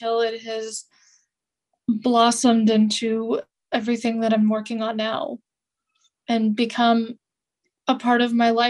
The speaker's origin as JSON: {"language": "English", "region": "California", "country": "United States", "tie": "born or raised there", "said": "I grew up in California"}